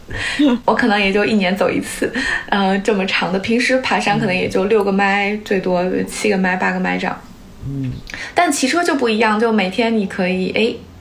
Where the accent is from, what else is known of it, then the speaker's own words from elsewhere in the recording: China; now in San Francisco Bay Area, United States; 我小时候在国内